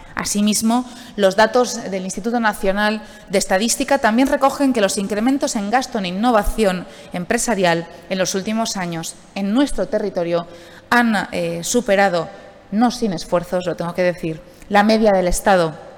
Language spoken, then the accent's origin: Spanish; Alicante, Valencian Community, Spain; como alicantina